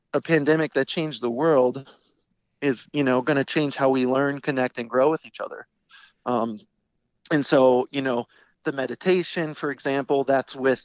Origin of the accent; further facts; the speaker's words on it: St. Louis, Missouri, United States; we are people from St. Louis